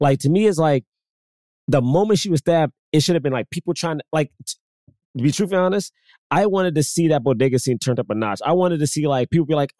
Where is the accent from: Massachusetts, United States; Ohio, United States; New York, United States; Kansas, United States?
New York, United States; New York City; as a New Yorker